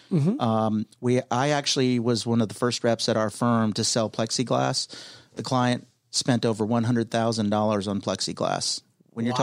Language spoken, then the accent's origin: English; California, United States; moved away as an adult; also born or lived in Palm Beach Gardens, Florida / Boca Raton, Florida; now in Atlanta, United States; Born and raised in California